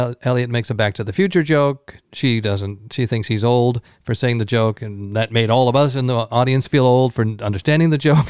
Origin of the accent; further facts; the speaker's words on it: Scotland, United Kingdom; moved away; I was born in Scotland.